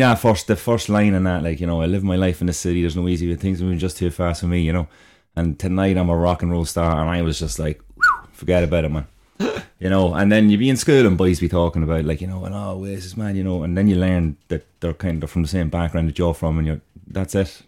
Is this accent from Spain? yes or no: no; Dundalk, County Louth, Ireland; I'm from Dundalk